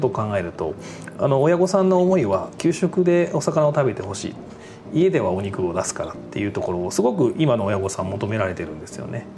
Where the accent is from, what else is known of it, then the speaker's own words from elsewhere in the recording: Toyohashi, Aichi, Japan; 愛知県豊谷市で生まれ育ったんですけども